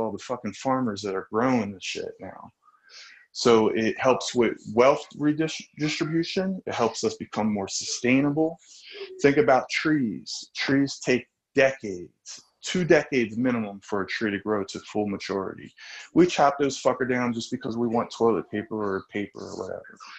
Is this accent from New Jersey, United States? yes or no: yes; New Jersey, United States; I grew up in South Jersey.